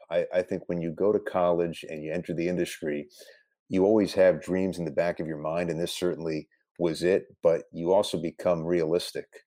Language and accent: English; Westchester, New York, United States; I grew up in Westchester